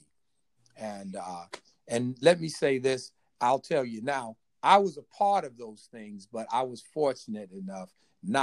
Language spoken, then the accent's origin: English; Hickorydale, North Carolina, United States; I was born in North Carolina in a little town called Hickorydale